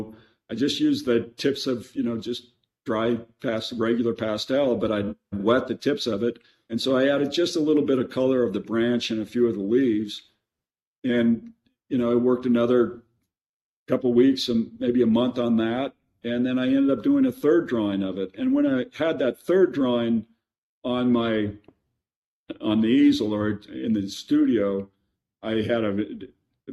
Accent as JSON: {"language": "English", "town": "Sheridan", "region": "Wyoming", "country": "United States", "tie": "born or raised there", "said": "I grew up in Sheridan, Wyoming"}